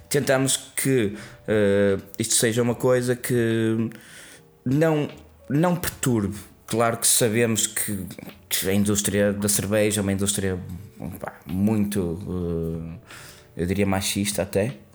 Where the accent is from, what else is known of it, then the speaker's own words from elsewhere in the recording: Norte, Portugal; E ainda para mais, a sendo Transmontana gosta de cervejas fortes.